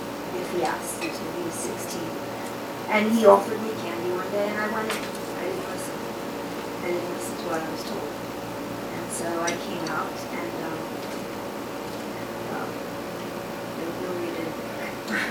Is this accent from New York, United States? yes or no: yes; New York City, New York, United States; I grew up in the South Bronx.